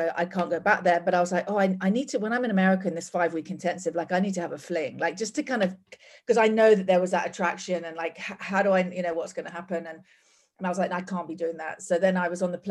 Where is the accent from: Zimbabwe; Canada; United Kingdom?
United Kingdom; England; moved away as an adult; also born or lived in Australia; now in Portland, United States; as you can probably tell from my accent, I'm not from here. I'm from England. Spent most of my life living in England